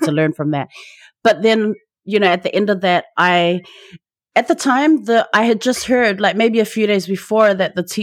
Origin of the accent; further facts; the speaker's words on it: Auckland, New Zealand; I'm Samoan, born and bred in Tamaki Makaurau, Aotearoa, so Auckland, New Zealand